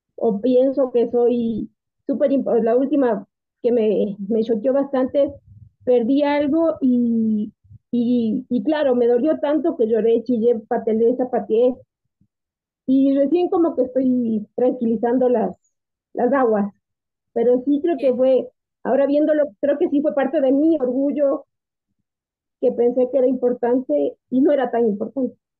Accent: Quito, Pichincha, Ecuador; soy de Quito

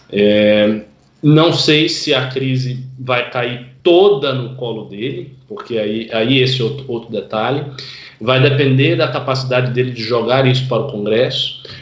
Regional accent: Salvador, Bahia, Brazil; Aí em Salvador, o prefeito lá que eu, que eu acompanho bem, que é minha terra, né

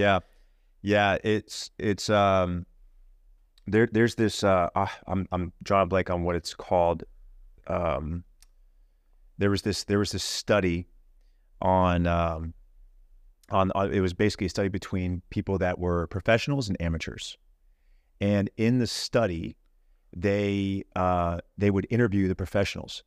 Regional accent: Houston, Texas, United States; I grew up in Houston, Texas

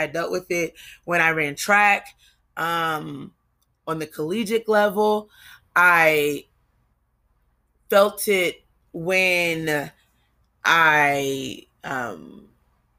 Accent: New Jersey, United States; also born or lived in Kentucky; I come from Jersey. We don't say the full word, you know? We cut it off

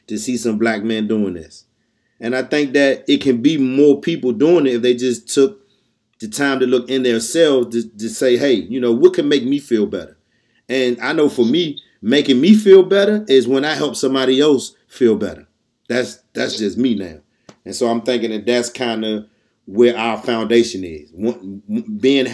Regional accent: Washington, District of Columbia, United States; we from D.C. Oh, we're part Southeast

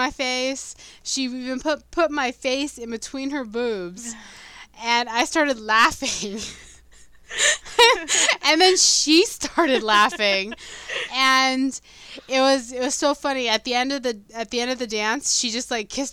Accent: United States; We're American

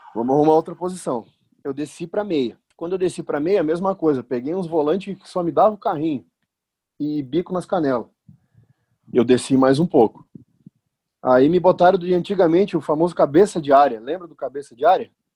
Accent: Caçador / Itapema, Santa Catarina, Brazil; moved away; also born or lived in Rio Grande do Sul / São Paulo; nos mudamos de Caçador, fomos para Itapema, Santa Catarina também

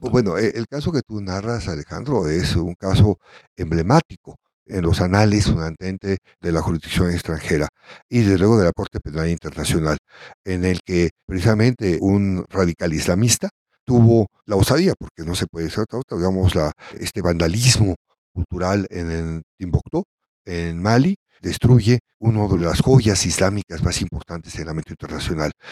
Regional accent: Mexico; veamos como mexicanos

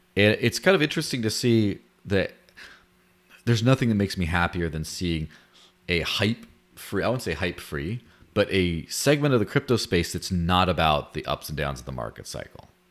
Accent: Mexico; moved away; I grew up in Mexico

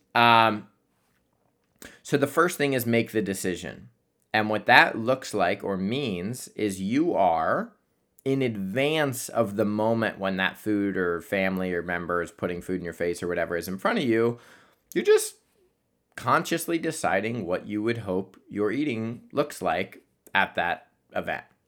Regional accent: Columbus, Ohio, United States; moved away; I'm going back home to Columbus

